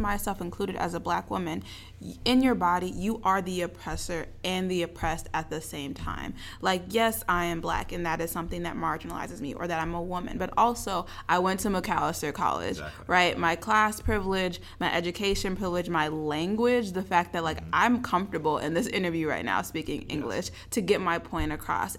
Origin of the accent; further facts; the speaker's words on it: Minnesota, United States; I grew up in Minnesota. I live in Minnesota